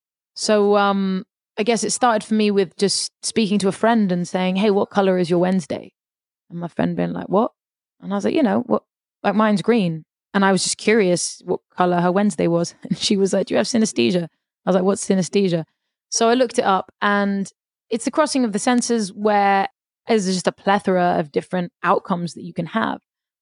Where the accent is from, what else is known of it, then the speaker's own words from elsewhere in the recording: London, United Kingdom; also born or lived in Paris, France; I grew up in London for a start, and then I moved to Paris, and I sort of lived in London for the first 6 years of my life, and then moved to Paris for about 8 years, and then moved back to England.